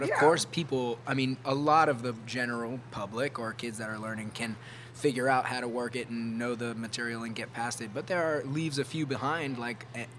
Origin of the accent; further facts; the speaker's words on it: Lafayette, Louisiana, United States; also born or lived in Indianapolis, Indiana / Baton Rouge, Louisiana; now in New Orleans, United States; I was raised in Lafayette, right down the road. So we went from Indianapolis and then moved down to Lafayette when I was one.